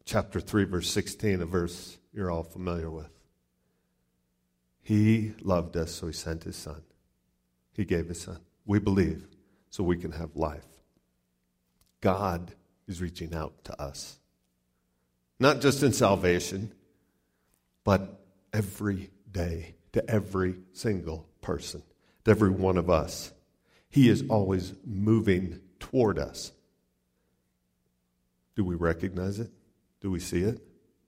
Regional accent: Ohio City, Ohio, United States; I'm a redneck from Ohio City.

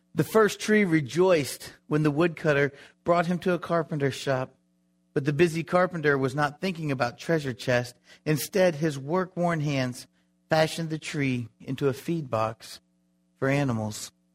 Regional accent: Florida, United States; I grew up in Florida

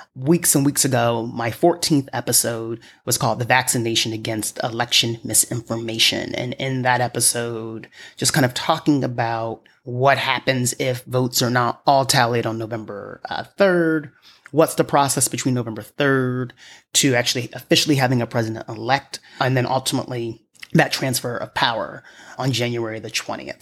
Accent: New York, United States; someone like myself as a New Yorker

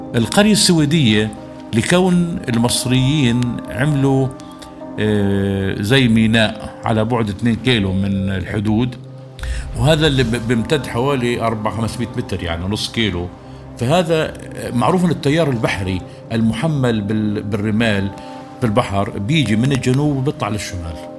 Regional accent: Gaza Strip, Palestine; إحنا كفلسطينيين

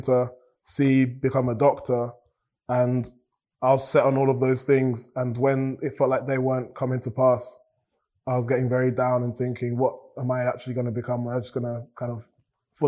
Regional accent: Cambridge, East of England, United Kingdom; I've grown up in Cambridge

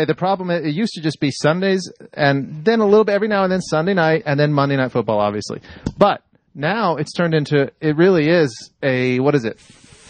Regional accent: Virginia, United States; I'm from Virginia.

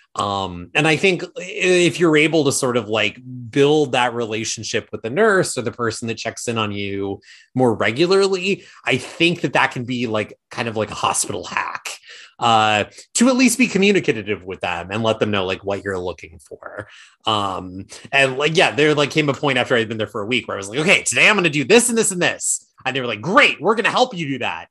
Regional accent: Placerville, California, United States; my hometown of Placerville

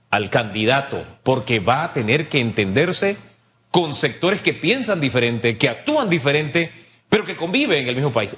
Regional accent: Panama; como panameño

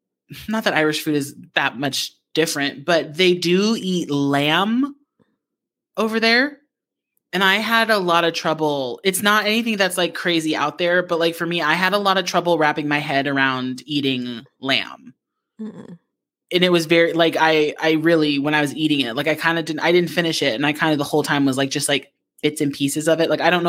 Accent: Japan; I remember growing up in Japan

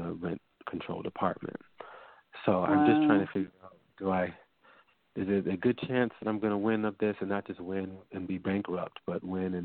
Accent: Mount Vernon, New York, United States; In Mount Vernon, New York

